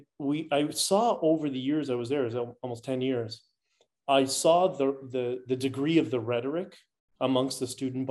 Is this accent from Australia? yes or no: no; Canada; I'm Canadian first